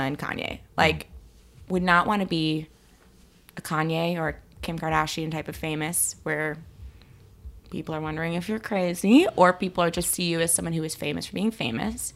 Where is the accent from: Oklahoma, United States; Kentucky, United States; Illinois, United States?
Illinois, United States; Chicago; also born or lived in Connecticut / France; I'm from Chicago, and I'm Jewish